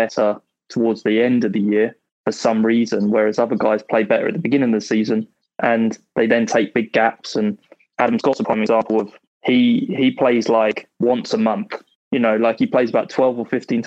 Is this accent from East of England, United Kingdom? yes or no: yes; Welwyn Garden City, East of England, United Kingdom; moved away as an adult; now in Miami, United States; Welwyn Garden City. Yeah, it's like 25 miles north of the centre.